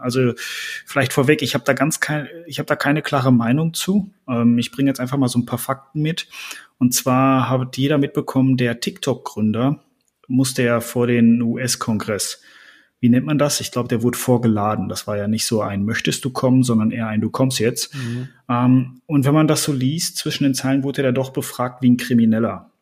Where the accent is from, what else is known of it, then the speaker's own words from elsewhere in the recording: Germany; bei uns in Deutschland